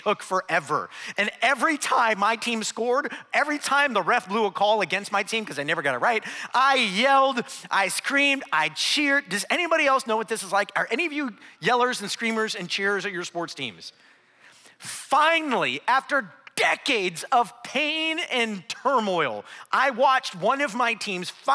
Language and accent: English; Akron, Ohio, United States; moved away; I grew up in Northeast Ohio. I actually grew up right outside of a little town called Akron, Ohio